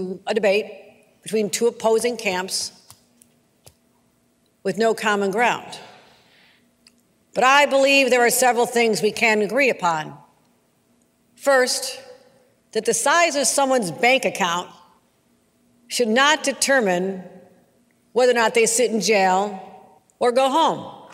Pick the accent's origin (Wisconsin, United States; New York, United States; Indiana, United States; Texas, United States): New York, United States; Western; growing up in Western New York